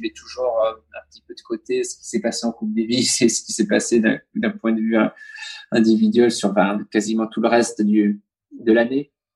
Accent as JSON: {"language": "French", "country": "France", "said": "je suis français, je suis à l'autre bout du monde"}